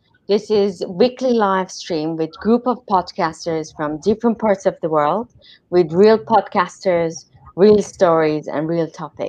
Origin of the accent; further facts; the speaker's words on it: Iran; So I'm Armenian from Iran